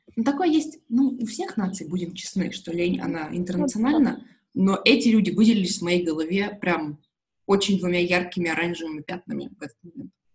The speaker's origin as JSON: {"language": "Russian", "country": "Russia", "said": "я из, из России"}